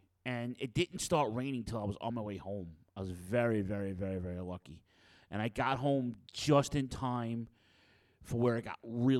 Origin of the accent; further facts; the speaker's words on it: New York City, New York, United States; moved away; also born or lived in Brooklyn; I'm from Queens. I was born in Brooklyn. I'm raised in Queens.